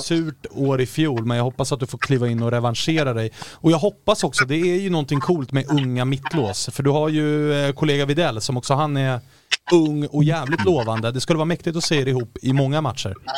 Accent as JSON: {"language": "Swedish", "town": "Stockholm", "region": "Stockholm County", "country": "Sweden", "said": "som stockholmare"}